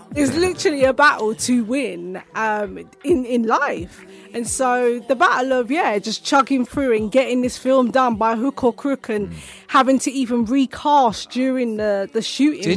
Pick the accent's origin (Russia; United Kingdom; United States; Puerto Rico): United Kingdom; born or raised there